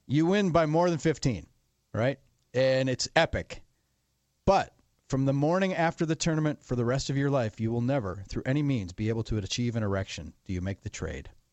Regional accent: Wisconsin, United States; my home state Wisconsin

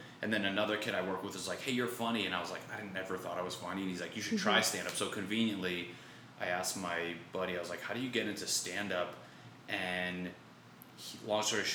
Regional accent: Connecticut, United States; moved away as an adult; now in Los Angeles, United States; Basically, I'm from Connecticut. Grew up there.

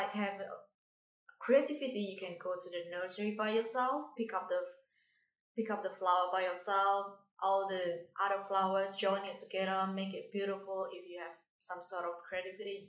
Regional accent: Indonesia; English is a second language; now in Darwin, Australia; Indonesia. I come from Indonesia.

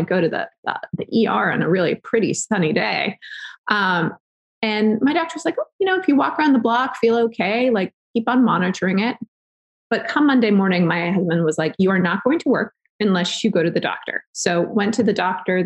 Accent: Southern California, United States; moved away; I grew up in Southern California

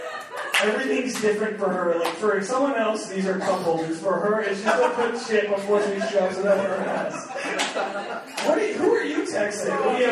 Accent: East Coast, United States; I'm from the East Coast.

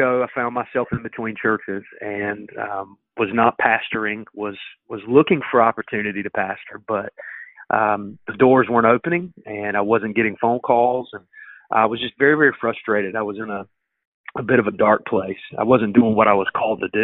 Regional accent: Goldsboro, North Carolina, United States; I'm from Goldsboro. I've lived here all my life

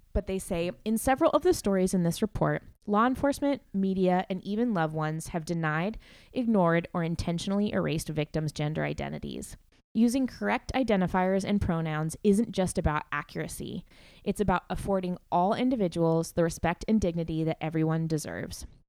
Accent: McMinnville, Oregon, United States; McMinnville, my hometown

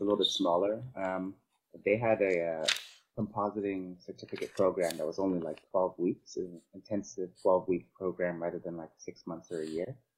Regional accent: Vancouver, British Columbia, Canada; also born or lived in Cebu, Philippines; I'm from Canada. I, I grew up in Canada, in um, Vancouver.

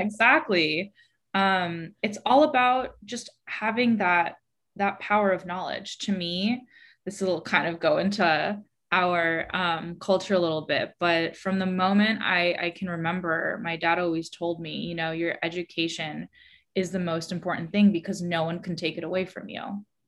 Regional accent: San Francisco, California, United States; moved away as an adult; also born or lived in New York; I was born and raised in San Francisco

